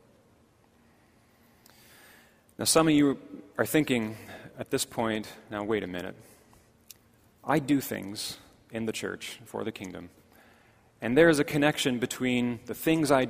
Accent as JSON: {"language": "English", "town": "Markham", "region": "Ontario", "country": "Canada", "tie": "born or raised there", "said": "when I was growing up in Markham"}